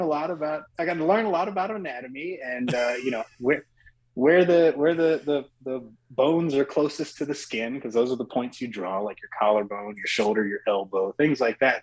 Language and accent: English; Oxford, North Carolina, United States; being from a smaller town, I'm from Oxford, North Carolina